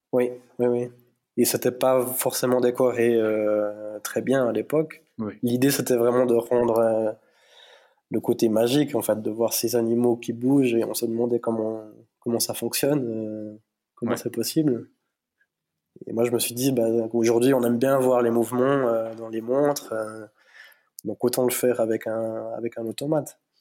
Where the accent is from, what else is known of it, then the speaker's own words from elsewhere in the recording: between La Chaux-de-Fonds and Neuchâtel, Neuchâtel Mountains, Switzerland; je suis d'origine hispanique par mes parents, mais bah, moi je suis né en Suisse, dans les montagnes neuchâteloises, donc euh, entre La Chaux-de-Fonds et Neuchâtel